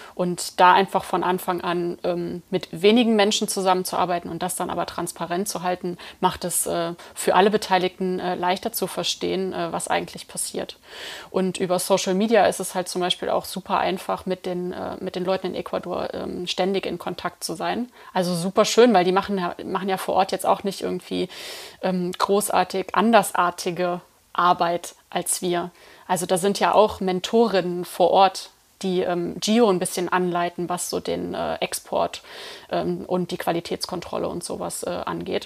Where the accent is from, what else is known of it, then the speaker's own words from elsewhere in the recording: Eifel, Germany; ich komme aus der Eifel und ähm, bin einfach mit Pilz aufgewachsen